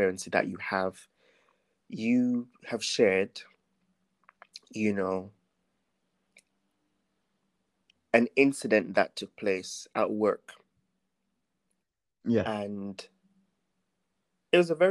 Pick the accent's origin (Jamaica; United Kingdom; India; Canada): Jamaica; moved away; growing up in Jamaica